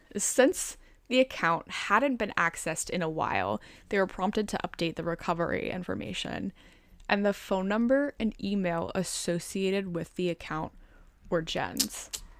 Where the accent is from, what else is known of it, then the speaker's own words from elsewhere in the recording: Chicago, Illinois, United States; accent: Chicagoan; I think my Chicagoan accent back then was, like, a lot more thick.